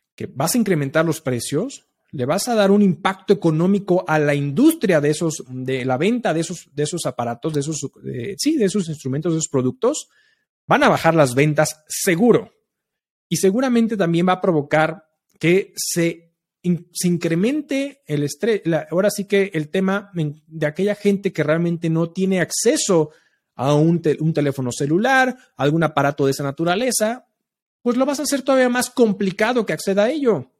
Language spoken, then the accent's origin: Spanish; Mexico; nosotros como mexicanos